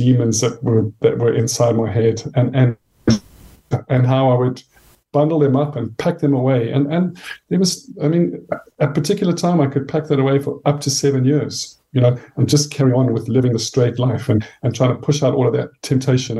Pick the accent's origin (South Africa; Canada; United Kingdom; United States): South Africa; I grew up in South Africa, as you can hear from my accent